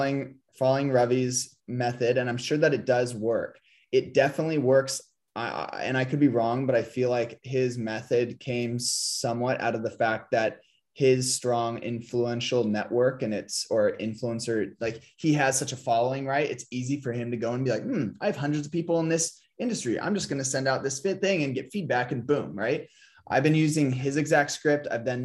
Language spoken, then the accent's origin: English; San Diego, California, United States; like I'm from San Diego, I have my own opinions about